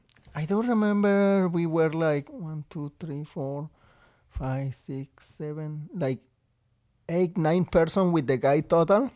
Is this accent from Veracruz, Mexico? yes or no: yes; Veracruz, Mexico; English is a second language; moved away as an adult; also born or lived in Texas / Rhode Island; now in Maine, United States; I come all the way from Mexico, Veracruz, which is all the way at the south